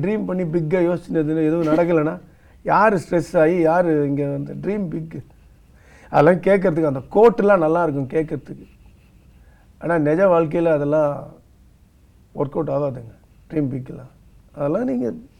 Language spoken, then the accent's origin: Tamil; outside Chennai, Tamil Nadu, India; நான் பிறந்து வளர்ந்ததெல்லாம் சென்னைக்கு வெளியிலன்றதுனால